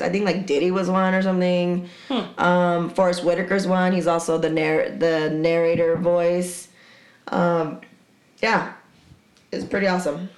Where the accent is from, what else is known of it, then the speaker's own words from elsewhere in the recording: San Diego, California, United States; I'm from Dago